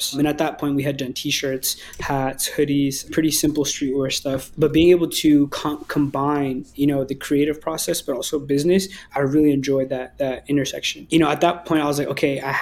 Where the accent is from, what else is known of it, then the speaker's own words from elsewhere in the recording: Berkeley, California, United States; being from the Bay Area myself, you know, growing up in Berkeley